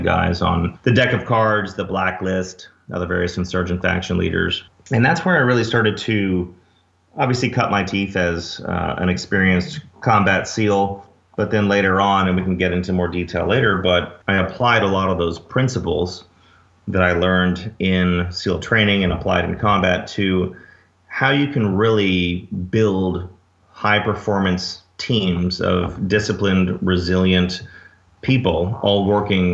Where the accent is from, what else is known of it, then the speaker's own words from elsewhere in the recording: Dallas, Texas, United States; moved away as an adult; I grew up in Dallas, went to SMU for undergrad